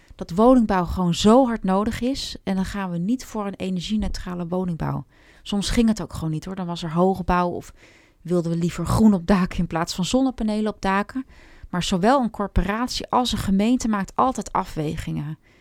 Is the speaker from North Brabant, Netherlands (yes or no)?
no; Hoofddorp, North Holland, Netherlands; also born or lived in Amsterdam; ik ben geboren in Amsterdam, maar opgegroeid in Hoofddorp